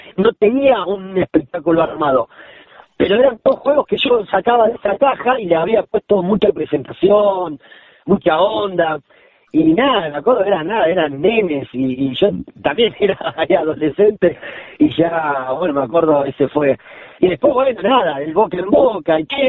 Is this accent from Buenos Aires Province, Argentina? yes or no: yes; La Plata, Buenos Aires Province, Argentina; yo soy platense